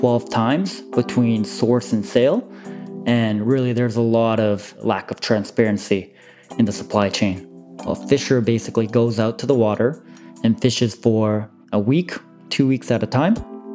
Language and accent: English; Vancouver, British Columbia, Canada; also born or lived in Seoul, South Korea; I was originally born and raised in Seoul, South Korea. And at the age of 7, I immigrated to Vancouver.